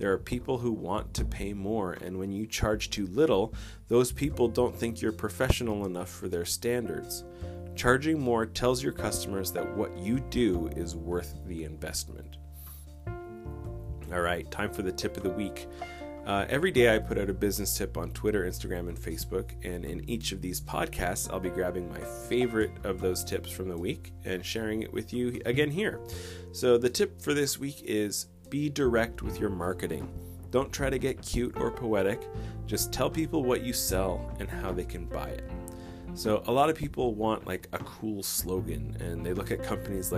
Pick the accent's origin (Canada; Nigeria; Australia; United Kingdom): Canada; I'm Canadian